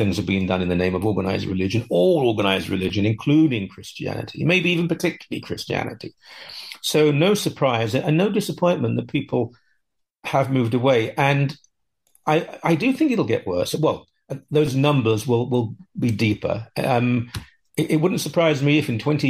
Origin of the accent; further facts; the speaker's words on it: United Kingdom; now in Canada; I'm 63, I grew up in Britain